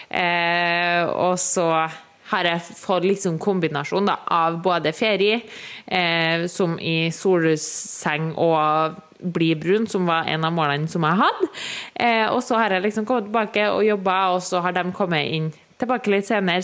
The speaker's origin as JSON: {"language": "Norwegian", "region": "Trøndelag", "country": "Norway", "tie": "born or raised there", "moved": "yes", "said": "da var jeg jo hjemme i Trøndelag"}